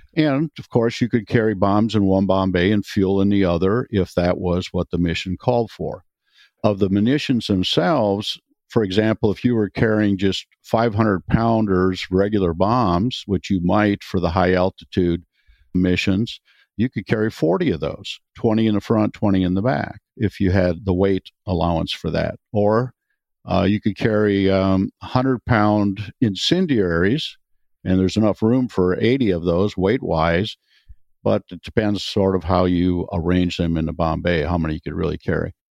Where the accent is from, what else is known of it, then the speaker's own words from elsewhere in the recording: Wisconsin, United States; moved away as an adult; I'm from Wisconsin originally. I grew up on a dairy farm, so that was first 20 years of my life or so.